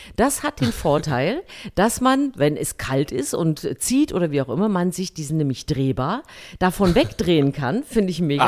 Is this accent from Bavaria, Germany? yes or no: no; Thuringia, Germany; in Thüringen in meiner Kindheit auf dem Wäscheplatz meiner Mutter